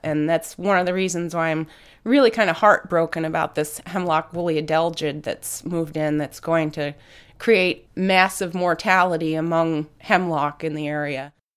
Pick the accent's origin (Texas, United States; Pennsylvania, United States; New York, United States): New York, United States; Catskills; I grew up in the Catskills